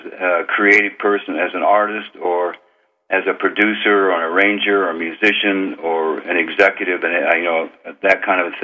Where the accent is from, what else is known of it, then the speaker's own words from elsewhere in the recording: northern Idaho, United States; moved away as an adult; also born or lived in California; I grew up on Indian reservation lands in northern Idaho